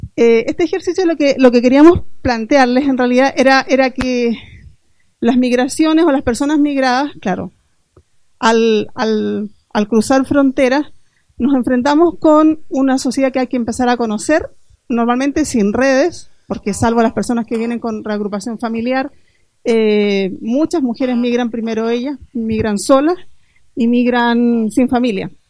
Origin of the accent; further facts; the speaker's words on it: Chile; moved away as an adult; now in L'Hospitalet de Llobregat, Spain; soy chilena, ya les he dicho un poco de donde hablo también. Eh, me vine hace 14 años a, Hospitalet a vivir